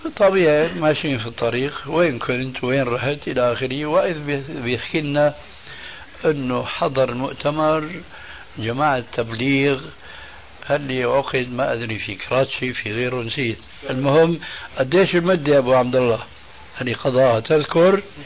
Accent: Damascus, Damascus Governorate, Syria; دخلت المسجد في عندنا في دمشق

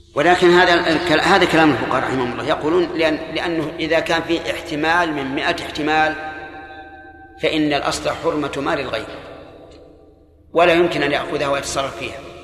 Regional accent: Saudi Arabia; عندنا في السعودية

